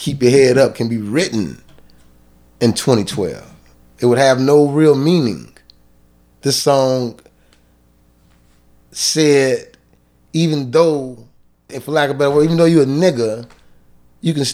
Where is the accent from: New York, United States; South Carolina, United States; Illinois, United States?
Illinois, United States; Chicago; I'm from Cabrini Green. Cabrini Green was a project